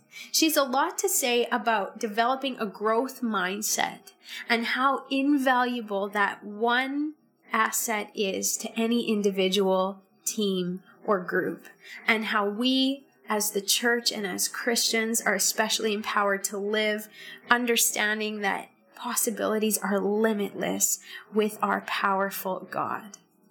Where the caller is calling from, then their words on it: Saskatoon, Saskatchewan, Canada; I'm joining you from Saskatoon, Saskatchewan, and this is the HerInfluence Podcast.